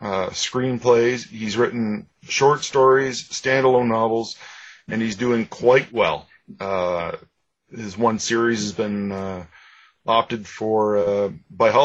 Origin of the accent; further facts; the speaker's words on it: Ajax, Ontario, Canada; I grew up in Ajax, just east of Toronto in Ontario